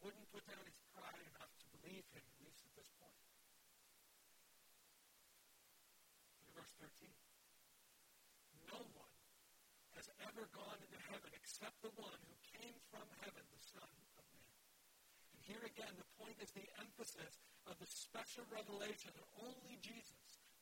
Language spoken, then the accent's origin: English; Wisconsin, United States; I'm from Wisconsin